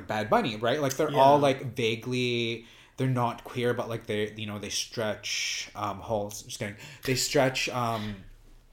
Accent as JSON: {"language": "English", "town": "Vancouver", "region": "British Columbia", "country": "Canada", "said": "I'm from Vancouver, Canada"}